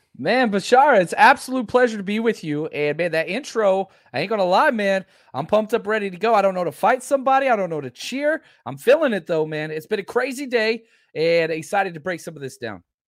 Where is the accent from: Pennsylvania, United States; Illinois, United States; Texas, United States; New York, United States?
Texas, United States; Dallas; also born or lived in Oklahoma / Kansas City; I grew up in Dallas, Texas